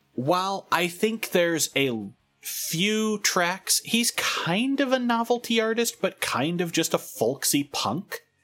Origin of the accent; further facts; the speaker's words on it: California, United States; as a Californian